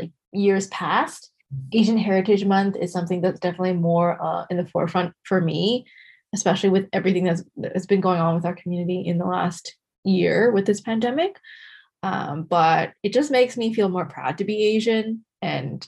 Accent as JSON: {"language": "English", "country": "Canada", "tie": "born or raised there", "said": "we were born in Canada"}